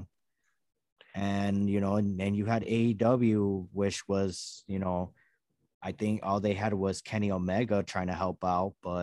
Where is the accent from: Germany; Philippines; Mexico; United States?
Mexico; Durango; I'm from there too